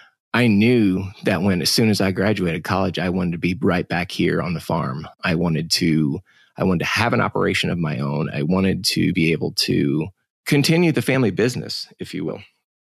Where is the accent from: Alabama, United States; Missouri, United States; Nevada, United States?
Missouri, United States; Crawford County; I was born and raised in Crawford County, Missouri. My parents owned and ran the local sale barn. My dad ran the sale barn in Cuba, Missouri